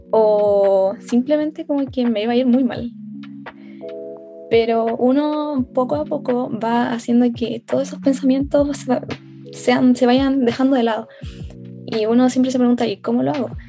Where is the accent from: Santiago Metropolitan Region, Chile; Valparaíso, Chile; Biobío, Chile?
Santiago Metropolitan Region, Chile; Puente Alto; Eh, yo soy de Santiago, de la comuna de Puente Alto.